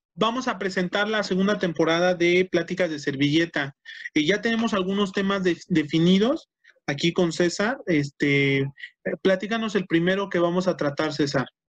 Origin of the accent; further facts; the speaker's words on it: Mexico; la mayoría de los estandoperos en nuestro país